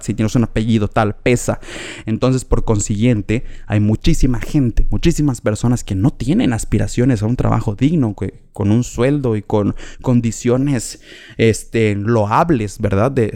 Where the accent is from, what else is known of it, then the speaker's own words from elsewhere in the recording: Mexico; como mexicanos sabemos